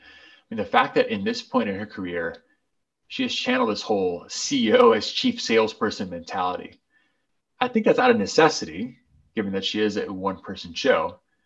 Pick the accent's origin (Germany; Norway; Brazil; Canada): Brazil; I had seen him growing up in Brazil a little bit.